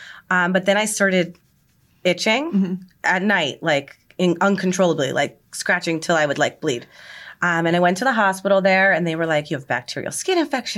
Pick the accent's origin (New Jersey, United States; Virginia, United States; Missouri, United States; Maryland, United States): New Jersey, United States; Hazlet; also born or lived in Edison, New Jersey; I'm from Hazlitt, New Jersey.